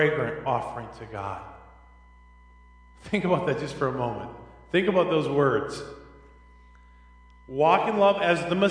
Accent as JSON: {"language": "English", "town": "Minneapolis", "region": "Minnesota", "country": "United States", "tie": "born or raised there", "said": "I grew up in Minneapolis"}